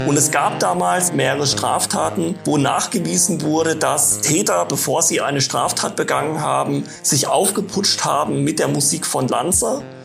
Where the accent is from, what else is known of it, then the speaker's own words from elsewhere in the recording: Baden-Württemberg, Germany; Ich bin in einem Dorf groß geworden im Nordosten von Baden-Württemberg